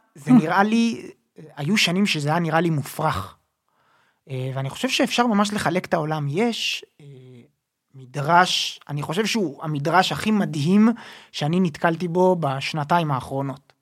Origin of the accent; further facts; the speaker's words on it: Jerusalem, Jerusalem District, Israel; אני בסוף גדלתי בירושלים, ילד ירושלמי